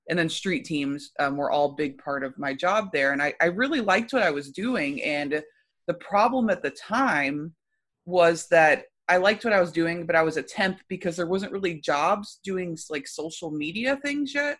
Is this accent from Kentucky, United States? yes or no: yes; Louisville, Kentucky, United States; I'm from Louisville, Kentucky